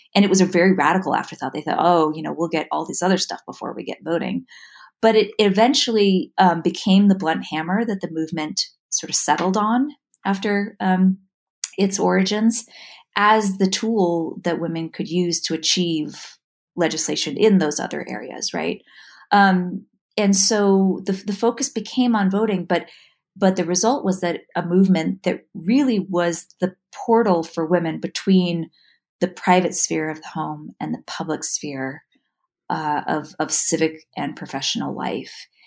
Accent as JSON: {"language": "English", "town": "New York City", "region": "New York", "country": "United States", "tie": "born or raised there", "also_born_or_lived": "San Francisco / Boston", "moved": "as an adult", "lives_now": "Utah, United States", "said": "I moved here from New York City, where I was actually born and raised. So I was uh, raised in Manhattan"}